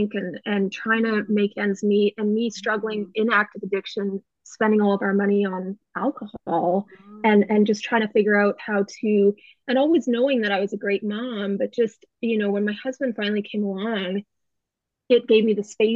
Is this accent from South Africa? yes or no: no; Canada; moved away as an adult; now in United States; we were in Canada waiting to immigrate. And then COVID hit. So we're Canadian